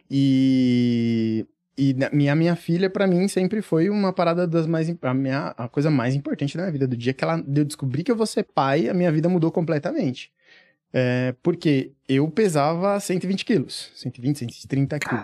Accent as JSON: {"language": "Portuguese", "town": "Franco da Rocha", "region": "São Paulo", "country": "Brazil", "tie": "born or raised there", "said": "eu vim do, do interior de São Paulo, pelo menos tá? Tipo, uhum. Tipo, na verdade é grande São Paulo, Franco da Rocha"}